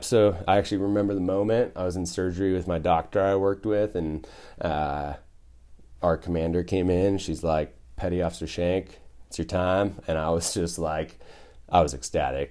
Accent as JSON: {"language": "English", "town": "Hayden", "region": "Idaho", "country": "United States", "tie": "born or raised there", "also_born_or_lived": "Portland, Oregon / Boise, Idaho", "moved": "as an adult", "lives_now": "Bend, United States", "said": "I was born in Portland. I grew up in, uh, North Idaho"}